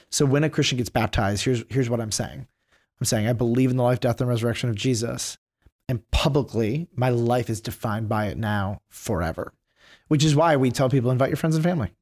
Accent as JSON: {"language": "English", "town": "Detroit", "region": "Michigan", "country": "United States", "tie": "born or raised there", "said": "I grew up in Detroit"}